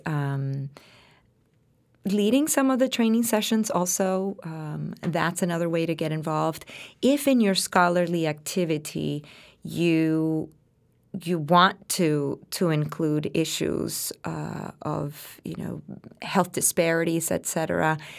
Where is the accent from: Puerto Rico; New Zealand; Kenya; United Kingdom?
Puerto Rico; English is a second language; now in United States; I came from Puerto Rico